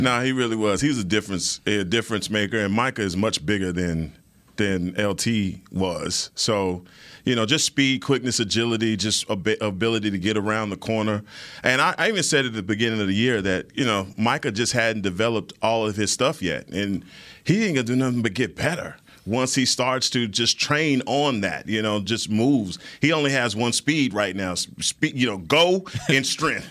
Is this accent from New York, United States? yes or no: no; North Carolina, United States; now in Florida, United States; I'm from originally from North Carolina